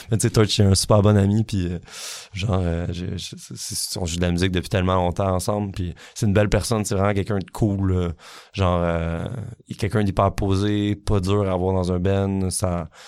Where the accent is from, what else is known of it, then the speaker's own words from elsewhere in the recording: Quebec, Canada; qu'est-ce je me suis tellement posé la question qu'est-ce qui fait qu'on est qu'on est québécois